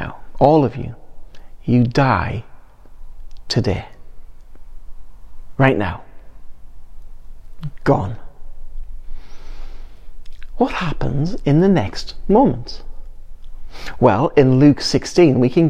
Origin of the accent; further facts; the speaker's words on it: England, United Kingdom; we're English